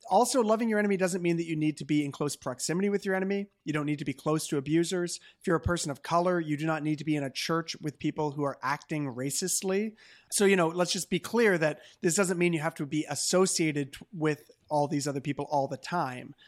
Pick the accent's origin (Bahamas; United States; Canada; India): Canada; as a Canadian